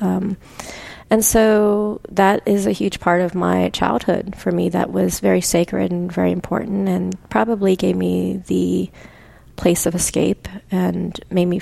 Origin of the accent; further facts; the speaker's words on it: Pennsylvania, United States; growing up in Pennsylvania